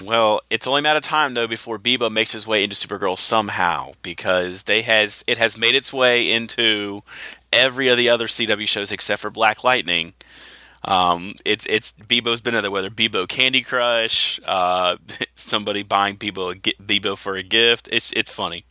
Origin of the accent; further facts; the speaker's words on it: the South, United States; I am from the South